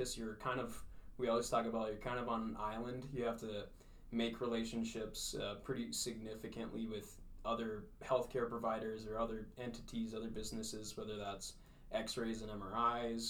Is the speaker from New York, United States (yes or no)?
no; Fergus Falls, Minnesota, United States; I grew up in Fergus Falls. Graduated from high school here